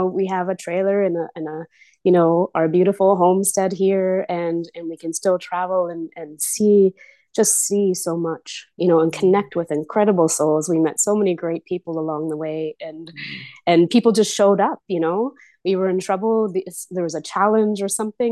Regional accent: Victoria, British Columbia, Canada; moved away; I was born in Victoria, BC, Canada

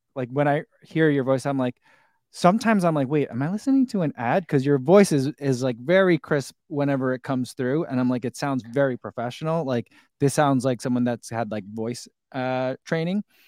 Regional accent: New Jersey, United States; also born or lived in St. Louis / Chicagoland; now in Crystal Lake, United States; I am originally from New Jersey

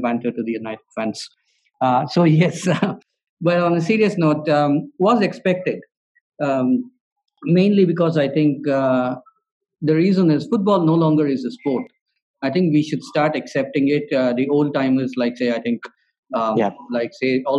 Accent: Bangalore, Karnataka, India

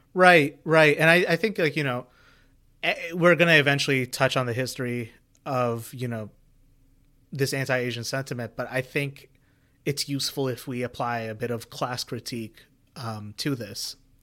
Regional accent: India; growing up in India

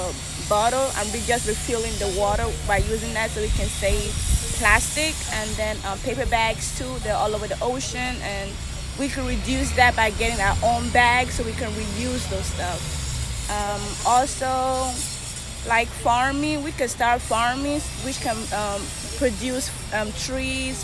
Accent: Nigeria; also born or lived in New York, United States / Houston, United States; now in Huntsville, United States; I'm naturally from Africa, Nigeria. Nigeria, but I've been in the United States for 10 years. I lived in New York for 3 years

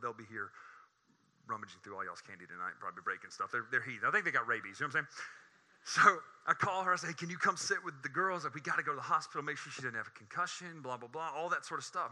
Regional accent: Coden, Alabama, United States; I'm from Mobile. I grew up here uh, down in the south end of the county in the Bayou Coden area

